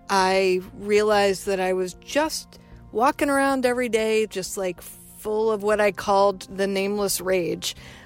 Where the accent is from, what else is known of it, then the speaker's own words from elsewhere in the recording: the South, United States; I grew up in the South. You're not supposed to do that.